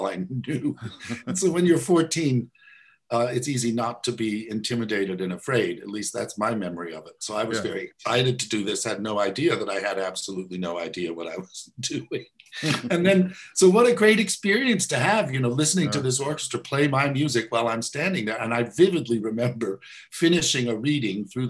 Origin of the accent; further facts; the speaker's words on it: Elkhart, Indiana, United States; where I grew up in Elkhart, Indiana